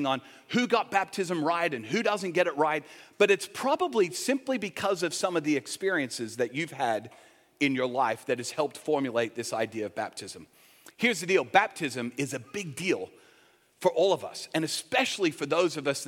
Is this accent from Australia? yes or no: yes; Sydney, New South Wales, Australia; I grew up in Sydney